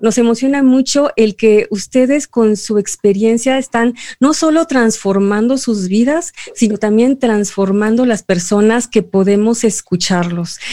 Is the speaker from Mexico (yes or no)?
yes; Mexico; en este momento somos tres mexicanos